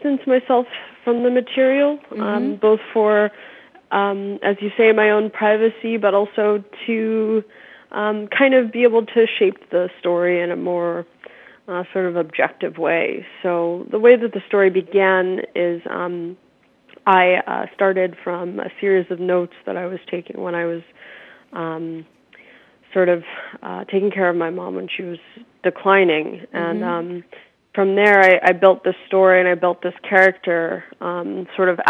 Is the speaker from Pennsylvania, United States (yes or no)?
yes; suburbs of Philadelphia, Pennsylvania, United States; born or raised there